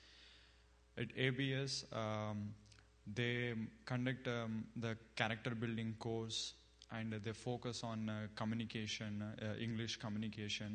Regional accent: India; moved away as an adult; now in United States; I'm from India. And I came to States to pursue my master's

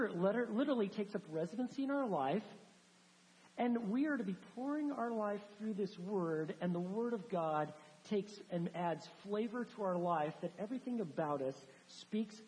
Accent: the Northwest, Pacific Northwest, United States; moved away; I'm from the Northwest

